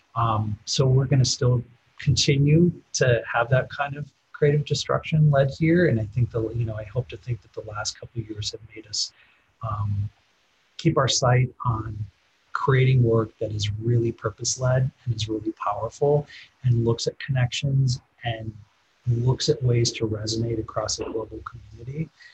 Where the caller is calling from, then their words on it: Midwest, United States; I'm calling from the Midwest